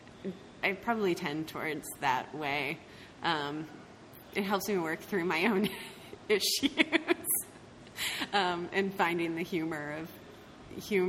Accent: Maryland, United States; moved away as an adult; also born or lived in Pennsylvania; I grew up in Maryland, but I moved to the D.C. area

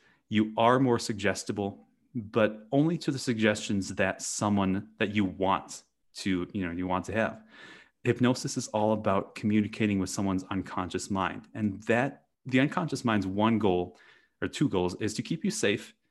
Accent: Wisconsin, United States; I grew up in the Midwest in Wisconsin in the US, and I grew up on a dairy farm

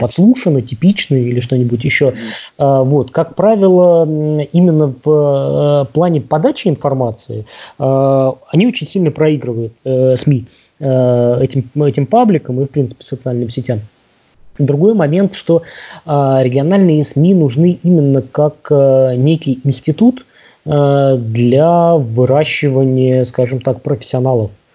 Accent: Omsk, Omsk Oblast, Russia; Омск, да, откуда я родом

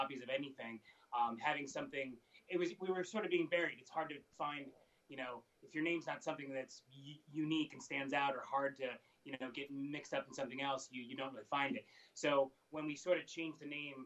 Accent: Chicago, Illinois, United States; moved away as an adult; also born or lived in St. Louis, Missouri; now in New York City, United States; I am from Chicago, but I went to school in St. Louis for a bit

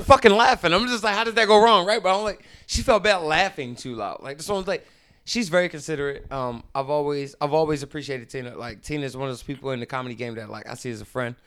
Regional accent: Baltimore, Maryland, United States; moved away as an adult; now in California, United States; I grew up in Baltimore. That's where I started doing comedy

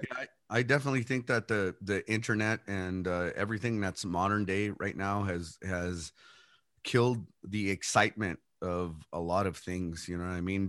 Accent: El Paso, Texas, United States; I was born and raised here in El Paso

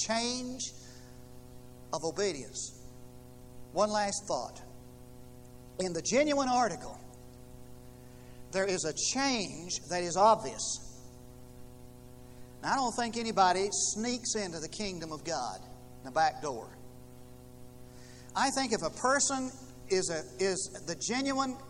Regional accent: United States; moved away; I came from Knox County

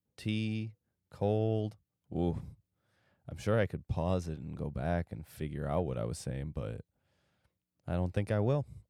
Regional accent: Michigan's Upper Peninsula, United States; where I'm from

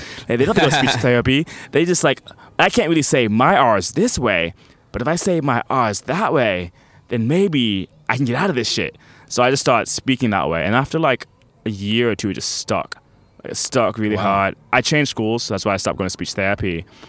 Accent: Orlando, Florida, United States; also born or lived in New Jersey; So I was born in New Jersey, but I grew up in Orlando.

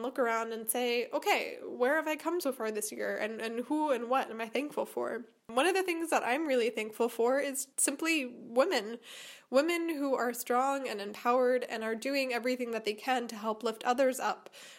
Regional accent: Chicago, Illinois, United States; now in Germany; I came from Chicago to a town near her hometown in Germany.

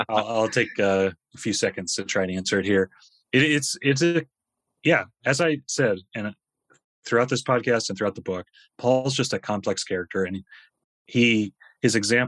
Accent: United States; moved away as an adult; I'm an American

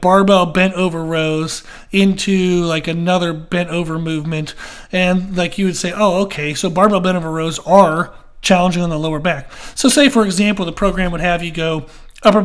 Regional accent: Pennsylvania, United States; now in Rock Hill, United States; I grew up in Pennsylvania.

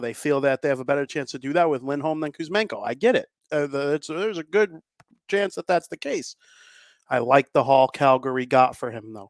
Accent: Chicago, Illinois, United States; I'm from Chicago

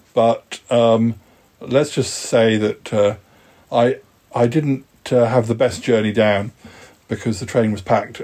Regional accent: Salisbury, South West England, United Kingdom; moved away; Salisbury, my hometown

